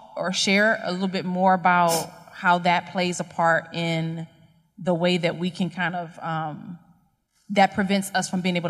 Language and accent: English; United States; I'm speaking as an American, although, you know, someone would probably look at me and say, okay, you're African American.